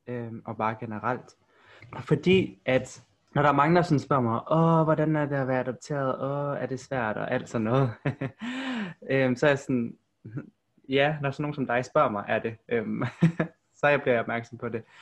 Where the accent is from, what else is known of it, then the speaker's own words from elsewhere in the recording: Aarhus, Central Denmark Region, Denmark; also born or lived in South Korea; jeg er fra Aarhus, eller om jeg skal sige, at jeg er fra Korea